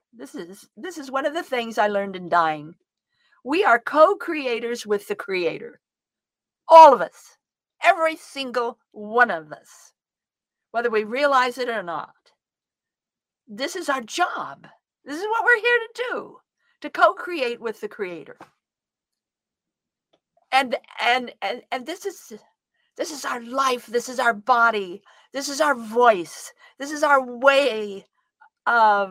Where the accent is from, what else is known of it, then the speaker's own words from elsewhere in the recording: Southern Idaho, United States; I come from Southern Idaho. I'm a Western woman. And I'm a cop's kid. I was raised in a police station.